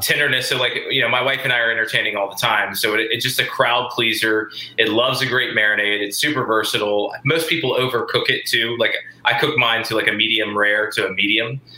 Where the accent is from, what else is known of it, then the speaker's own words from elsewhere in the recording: the South, United States; I'm from the South